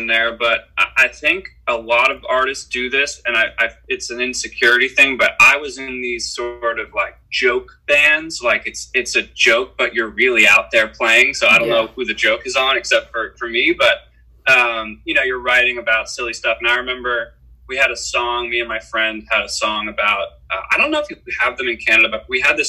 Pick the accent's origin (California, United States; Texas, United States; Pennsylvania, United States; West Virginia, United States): Pennsylvania, United States; Philadelphia; moved away as an adult; also born or lived in Boston; now in Los Angeles, United States; Sam Cooper, who's the guitar player in the band who I grew up with in Philadelphia